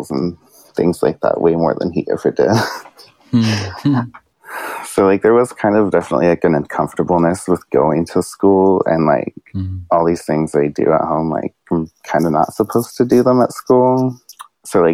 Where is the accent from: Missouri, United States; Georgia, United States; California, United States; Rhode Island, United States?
California, United States; Santa Barbara County; also born or lived in San Diego / San Francisco; now in Long Beach, United States; my elementary school ages were in like a small town in Santa Barbara County